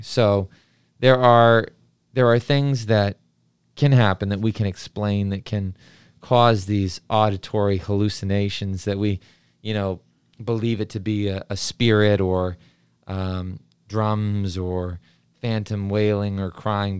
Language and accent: English; New Mexico, United States; growing up in New Mexico